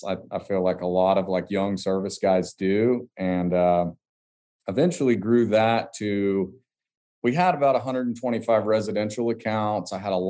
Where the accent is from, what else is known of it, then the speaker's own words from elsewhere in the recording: Hastings, Florida, United States; we're in a small little one light town, Hastings, Florida, and essentially it's a little farming town